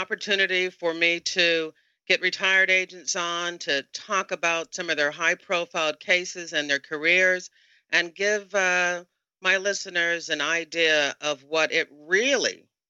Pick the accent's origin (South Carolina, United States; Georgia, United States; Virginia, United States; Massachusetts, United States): Virginia, United States; Tidewater area; I spent a very short time, 6 months, in the Norfolk, Virginia office. I'm from the Tidewater area